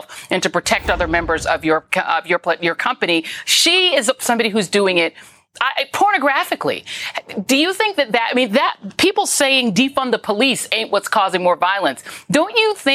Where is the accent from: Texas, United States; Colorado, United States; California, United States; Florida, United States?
Colorado, United States; moved away; I grew up in Colorado